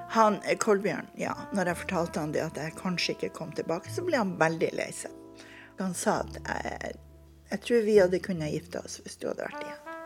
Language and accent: Norwegian; Bodø, Nordland, Norway; moved away as an adult; vi kom ifra Bodø.